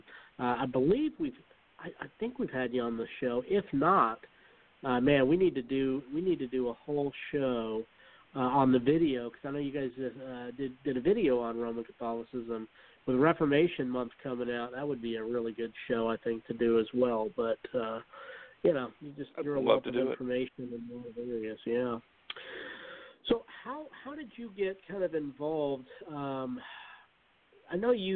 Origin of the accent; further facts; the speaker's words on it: Utah, United States; moved away as an adult; also born or lived in Oregon; now in the Carolinas, United States; I grew up in Utah, lived there for 21 years or so, and then moved to Oregon